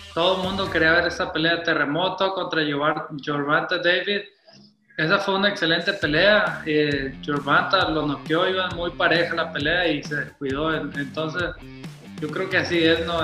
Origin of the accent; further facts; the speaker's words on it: Mazatlán, Sinaloa, Mexico; mi tierra, Mazatlán, Sinaloa